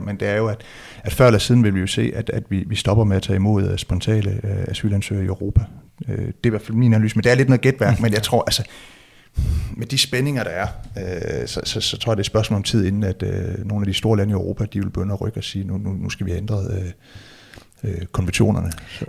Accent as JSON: {"language": "Danish", "area": "West Jutland", "region": "Central Denmark Region", "country": "Denmark", "tie": "born or raised there", "said": "jeg er vokset op i Vestjylland"}